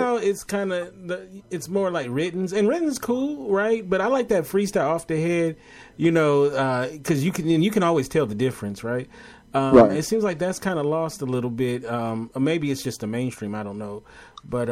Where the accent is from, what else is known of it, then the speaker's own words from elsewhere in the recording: Los Angeles, California, United States; I'm from Los Angeles, so I'm used to the big city lifestyle